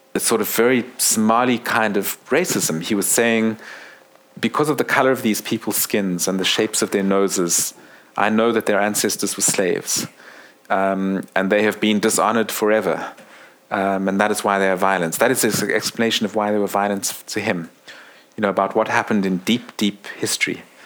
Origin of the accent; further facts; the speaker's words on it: South Africa; I'm South African